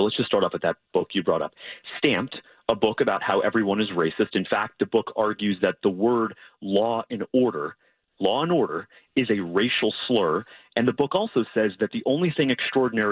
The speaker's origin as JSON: {"language": "English", "region": "Florida", "country": "United States", "tie": "born or raised there", "said": "my home state of Florida"}